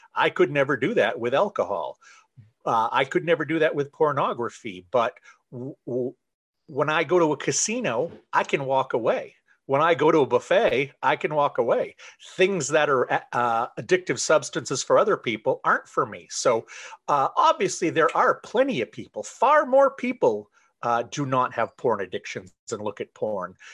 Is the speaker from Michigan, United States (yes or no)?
no; Central Maine, United States; I am from Central Maine. I have lived here most of my life